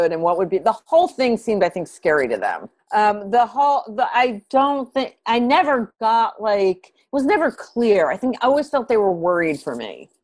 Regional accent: New Haven, Connecticut, United States; moved away as an adult; also born or lived in New York City; I'm a girl from New Haven

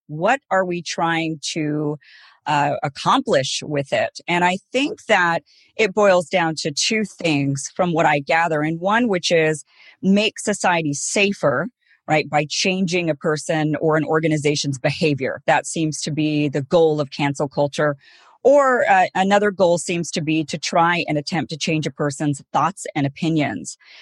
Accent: Boise, Idaho, United States; I'm from Boise, Idaho, grew up, and it's pretty predominantly white

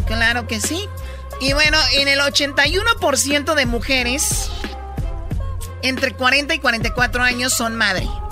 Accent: Jalisco, Mexico; yo soy de Jalisco

